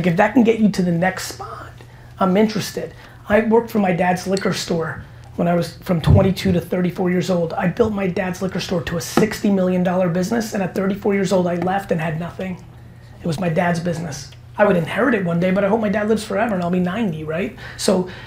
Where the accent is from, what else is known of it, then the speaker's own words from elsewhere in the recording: New Jersey, United States; also born or lived in Belarus / Queens, New York; growing up in New Jersey